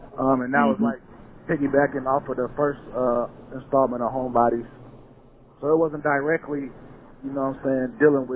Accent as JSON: {"language": "English", "town": "Atlanta", "region": "Georgia", "country": "United States", "said": "I'm from Atlanta"}